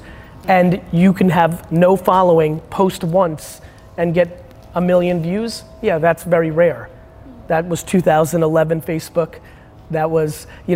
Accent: United States; being American

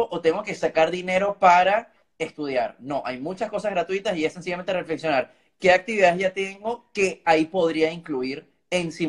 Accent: Germany; Spanish is a second language; mejor que yo, que soy el alemán, así que te felicito.

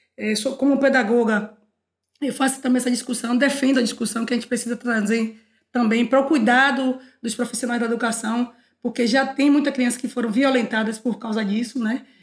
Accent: Salvador, Bahia, Brazil; sou nascida em Cosme de Farias, renascida em, no Gevelho da Federação

